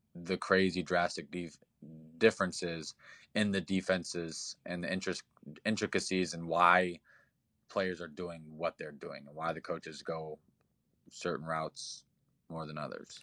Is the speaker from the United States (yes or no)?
yes; Indiana, United States; also born or lived in Nebraska; I'm from Indiana